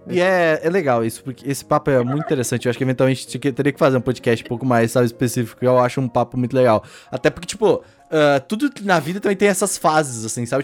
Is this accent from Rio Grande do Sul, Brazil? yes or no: yes; Rio Grande do Sul, Brazil; eu sou gaúcho